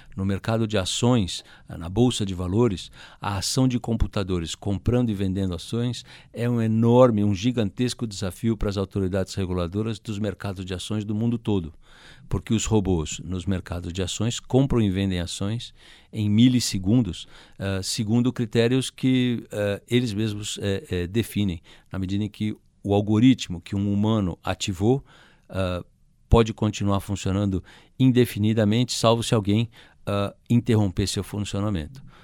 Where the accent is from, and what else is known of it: Brazil